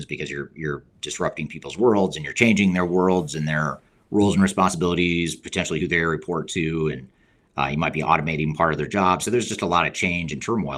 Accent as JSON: {"language": "English", "region": "Colorado", "country": "United States", "tie": "born or raised there", "also_born_or_lived": "Indiana"}